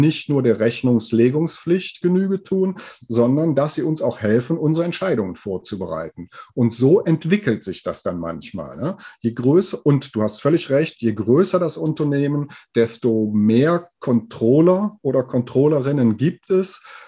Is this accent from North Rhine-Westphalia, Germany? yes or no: yes; Aachen, North Rhine-Westphalia, Germany; hier aus Aachen und der Umgebung, wo ich herkomme